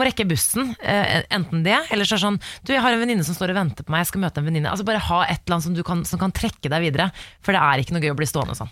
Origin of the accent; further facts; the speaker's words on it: Oslo, Norway; Jeg er uh, fra Oslo